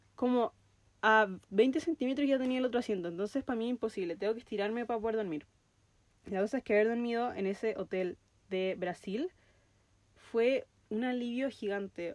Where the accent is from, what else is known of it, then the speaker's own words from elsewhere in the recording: Chile; first language Spanish; also born or lived in New Zealand; estoy en Chile, estoy pisando suelo chileno